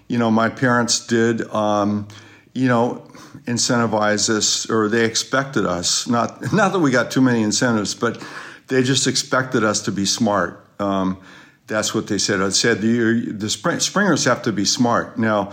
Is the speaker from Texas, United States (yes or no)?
no; Sacramento, California, United States; also born or lived in Fort Benning, Georgia / Michigan; I was born in Fort Benning, Georgia, when my dad was briefly down there, for Army Reserve training, and 4 years in Michigan, rest of my life in California. Just grew up in Sacramento.